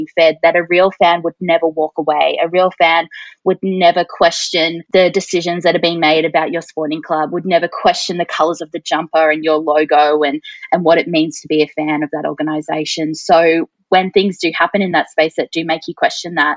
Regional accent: Mildura, Victoria, Australia; I grew up in Mildura

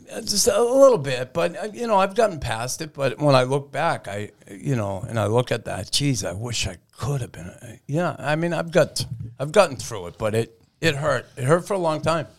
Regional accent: Boston, Massachusetts, United States; moved away as an adult; also born or lived in Montreal; growing up in Boston when I did in the sixties and seventies

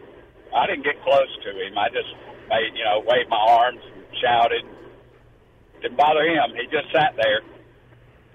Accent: Alabama, United States; also born or lived in Destin, Florida; my hometown in Alabama

